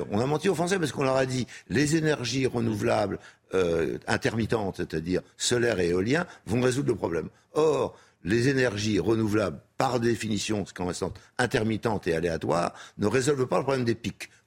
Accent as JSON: {"language": "French", "country": "France", "said": "je suis français, j'ai envie de rester."}